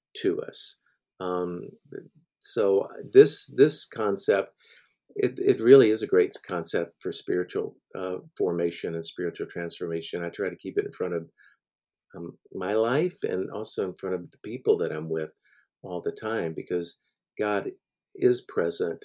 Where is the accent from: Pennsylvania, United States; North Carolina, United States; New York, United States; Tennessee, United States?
Tennessee, United States; Middle; I grew up in Middle Tennessee, um, in the Church of Christ